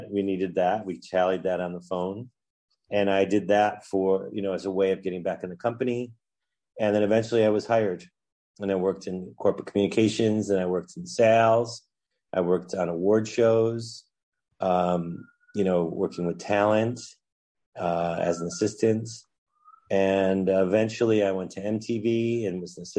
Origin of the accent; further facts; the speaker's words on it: Utica, New York, United States; I was born and raised in Utica, New York